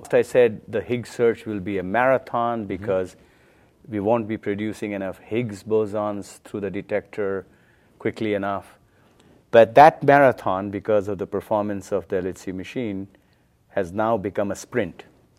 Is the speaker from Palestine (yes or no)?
no; India; Yeah, when I was a young kid growing up in India, my mother, she knows Sanskrit.